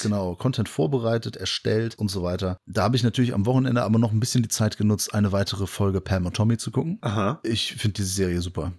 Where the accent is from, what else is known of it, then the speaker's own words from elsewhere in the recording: Bonn, North Rhine-Westphalia, Germany; Selbst als Bonner